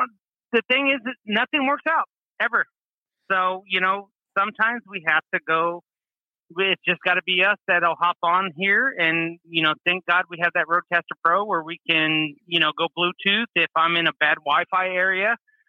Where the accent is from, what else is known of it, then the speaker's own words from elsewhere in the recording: Oregon, United States; I'm from Oregon.